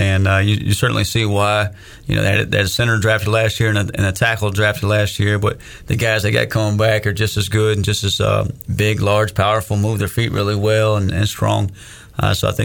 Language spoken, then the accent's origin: English; the South, United States; growing up in the South